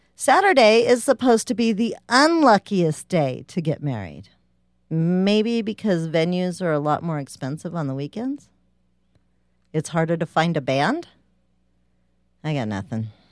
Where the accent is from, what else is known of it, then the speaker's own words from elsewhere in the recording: United States; I'm American